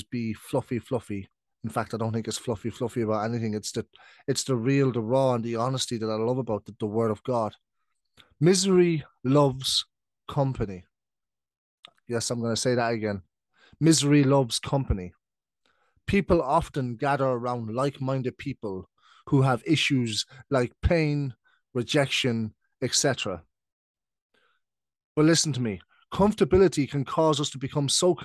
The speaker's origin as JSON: {"language": "English", "country": "Ireland", "tie": "born or raised there", "also_born_or_lived": "United Kingdom", "said": "I'm British, but I've been living in Ireland since I was 7. So I'm now 26. So that's 19 years. So basically, I'm Irish."}